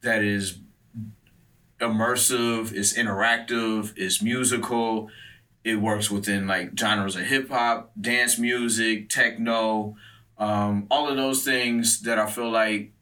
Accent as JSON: {"language": "English", "town": "Detroit", "region": "Michigan", "country": "United States", "tie": "born or raised there", "also_born_or_lived": "Richmond", "said": "I'm from Detroit. I operate out of Detroit."}